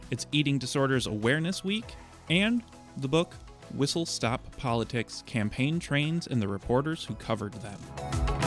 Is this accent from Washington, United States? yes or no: yes; Seattle, Washington, United States; I grew up around Seattle